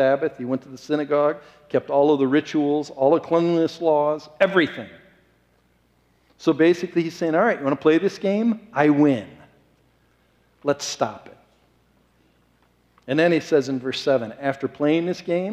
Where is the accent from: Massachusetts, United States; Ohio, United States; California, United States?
Ohio, United States; Columbus; moved away; I grew up as a little kid. I'm talking like 5 years old, 10 miles away from the Ohio State Stadium.